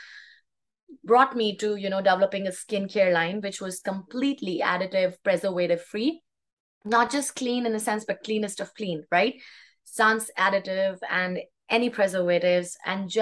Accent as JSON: {"language": "English", "country": "India", "tie": "born or raised there", "moved": "as an adult", "lives_now": "Canada", "said": "Because I was raised in India, I grew up in India with holistic and natural values instilled in me"}